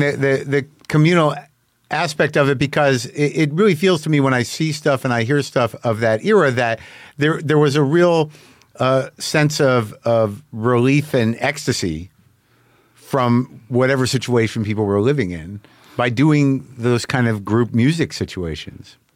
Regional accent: New Mexico, United States; I grew up in New Mexico

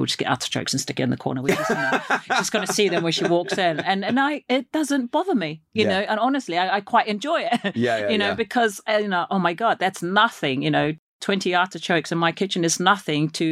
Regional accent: New Zealand; I come from New Zealand

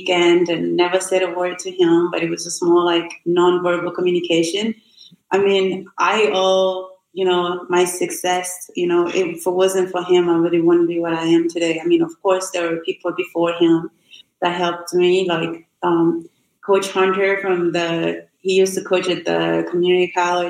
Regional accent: Burundi; born or raised there; English is a second language; moved away as an adult; now in United States

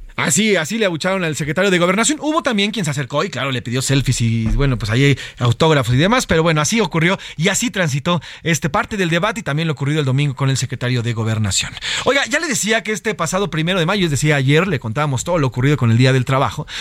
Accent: Mexico; nosotros como mexicanos

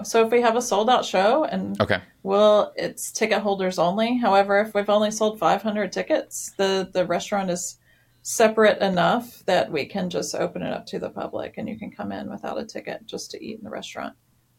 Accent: Nashville, Tennessee, United States; since I'm from Nashville and grew up listening to music and going to small shows at a tiny little divey bars.

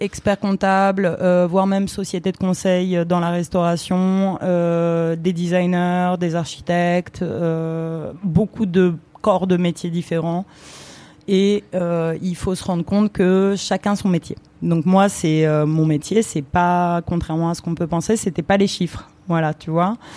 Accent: France; born or raised there; also born or lived in Romania

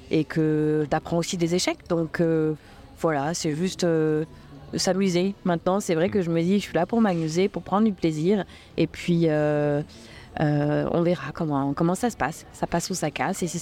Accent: Le Mans, Pays de la Loire, France; moved away as an adult; now in Réunion; quand j'ai quitté le Mans à 18 ans euh, pour, euh, pour faire ma vie, démarrer ma vie et puis me construire, jamais j'aurais imaginé à, à, 39 ans débarquer sur l'île intense

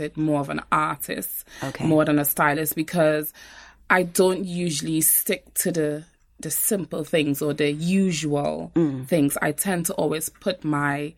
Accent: Trinidad & Tobago; moved away as an adult; Born and raised in Trinidad. My dad is Trinidadian. My mom is from St. Vincent and the Grenadines. So I've had, you know, a bit of both. But yes, born and raised in Trinidad

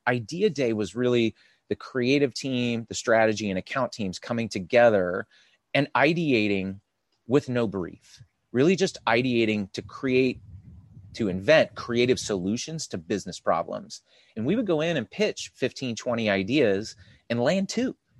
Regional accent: California, United States; I was born and raised here

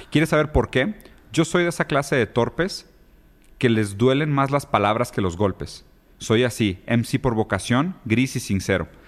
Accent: Brazil; yo soy brasileño

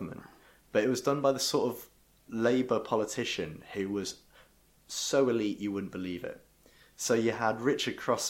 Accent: York, Yorkshire and the Humber, United Kingdom; I grew up near York, and it's my home city

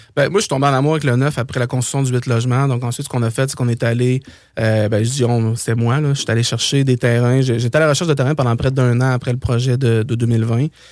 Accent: Saint-Henri, Quebec, Canada; moi, je viens de Saint-Henri

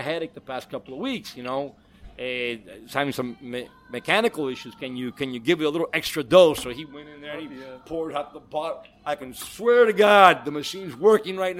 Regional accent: Miami, Florida, United States; I was born and raised in Miami, a Westchester boy, Coral Park Elementary boy

